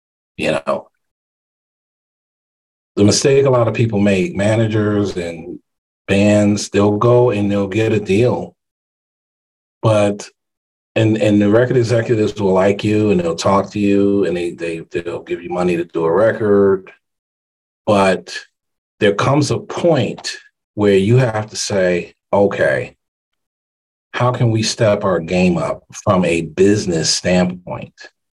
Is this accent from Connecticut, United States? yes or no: yes; Hartford, Connecticut, United States; Hartford, Connecticut, my hometown